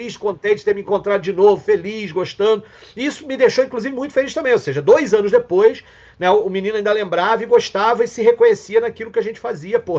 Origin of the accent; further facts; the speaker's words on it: Petrópolis, Rio de Janeiro, Brazil; É, eu sou petropolitano, eu nasci em Petrópolis, nasci na Serra.